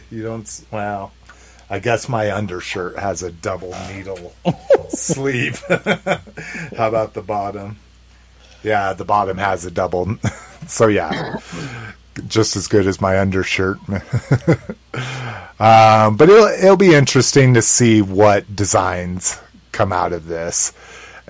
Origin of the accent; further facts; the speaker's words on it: United States; I'm an American